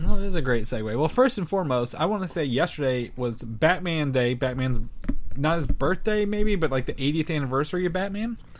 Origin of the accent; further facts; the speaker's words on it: southern Indiana, United States; coming from a small farming town in southern Indiana